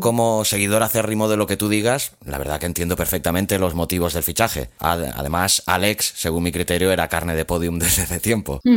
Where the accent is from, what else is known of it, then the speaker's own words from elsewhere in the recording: Catalonia, Spain; yo como catalán